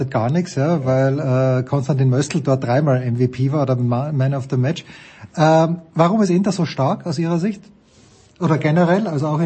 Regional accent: Austria; muss ich mir ein bisschen Sorgen machen als Österreicher vor der, vor der EM.

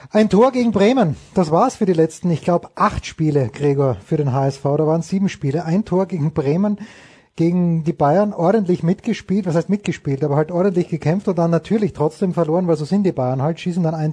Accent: Austria; Ich als Österreicher finde immer diese Zwischenjahre zwischen Olympischen Spielen und Weltmeisterschaften.

